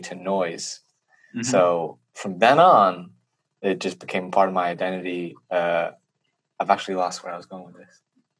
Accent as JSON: {"language": "English", "region": "Pennsylvania", "country": "United States", "said": "There was a fateful night in Vermont. I'm not from Vermont, but I met..."}